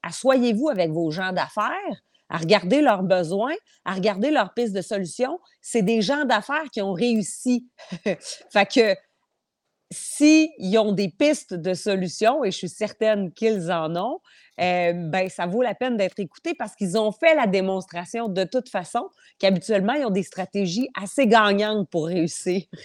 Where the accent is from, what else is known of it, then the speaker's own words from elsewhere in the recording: eastern Portneuf, Quebec, Canada; Moi, je viens de l'ouest, euh, mm. je viens de l'est de Portneuf.